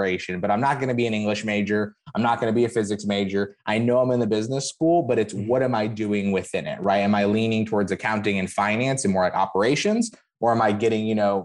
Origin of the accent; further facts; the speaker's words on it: Phoenix, Arizona, United States; moved away as an adult; also born or lived in New York; now in Miami, United States; I'm originally from Phoenix, Arizona. Grew up out there, went to high school, college out there